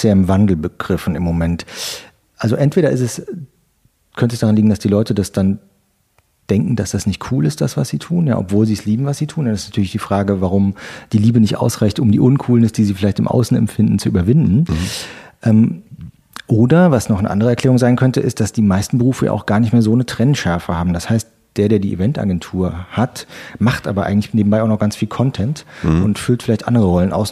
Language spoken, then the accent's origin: German; near Trier, Rhineland-Palatinate, Germany; moved away as an adult; also born or lived in Stolberg, North Rhine-Westphalia; now in Berlin, Germany; Aus der Nähe von äh, Trier an der mhm. Mosel. Mhm. Geboren bin ich in Stolberg